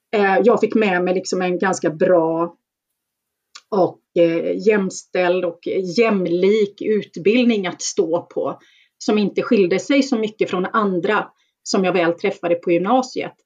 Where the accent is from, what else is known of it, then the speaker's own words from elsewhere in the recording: Gothenburg, Västra Götaland, Sweden; jag är ju uppväxt i, i Bergsjön eh, utanför Göteborg